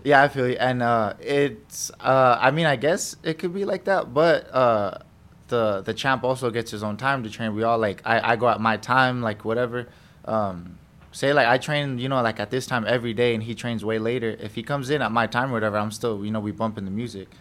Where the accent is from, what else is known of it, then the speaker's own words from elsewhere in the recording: United States; I was born in America